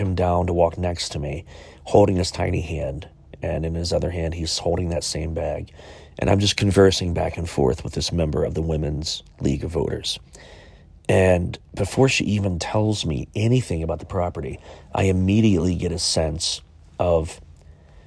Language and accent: English; Chillicothe, Ohio, United States; my hometown of Chillicothe, Ohio